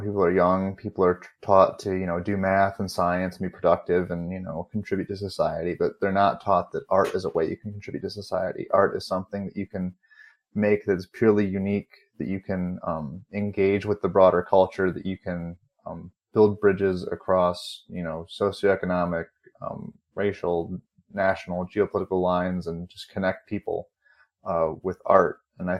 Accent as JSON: {"language": "English", "region": "Northwest Ohio", "country": "United States", "said": "I am from Northwest Ohio in the United States."}